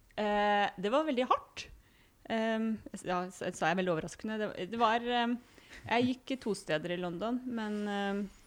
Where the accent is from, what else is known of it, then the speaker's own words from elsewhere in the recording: Hamar, Innlandet, Norway; moved away as an adult; also born or lived in Tromsø; now in Førde, Norway; jeg har vokst opp både i Tromsø og i Hamar